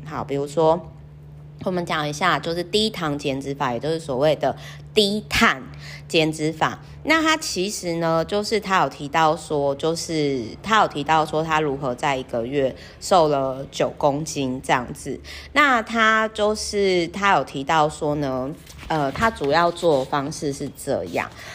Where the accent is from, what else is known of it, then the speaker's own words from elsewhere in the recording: Kaohsiung, Taiwan; moved away; also born or lived in northern Taiwan; 我的老家，也就是说好奇呢，高雄的那个海边的秘境